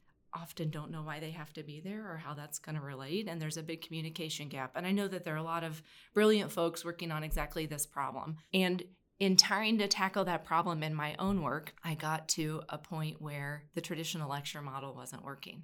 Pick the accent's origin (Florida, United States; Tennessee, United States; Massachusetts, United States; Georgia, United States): Tennessee, United States; Oak Ridge; I grew up in East Tennessee. In Oak Ridge, which is where there is a national lab